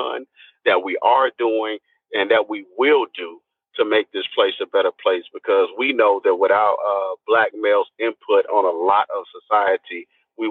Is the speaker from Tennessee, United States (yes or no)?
yes; Nashville, Tennessee, United States; moved away; I'm originally from Nashville, Tennessee. I started here. I haven't always lived here, but I've done a lot of work here. I grew up here.